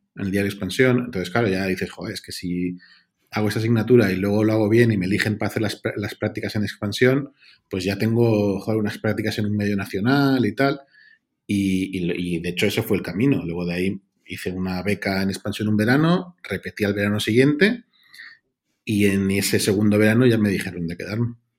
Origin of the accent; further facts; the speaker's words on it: Mallorca, Balearic Islands, Spain; moved away; also born or lived in London / Brussels; yo soy de Mallorca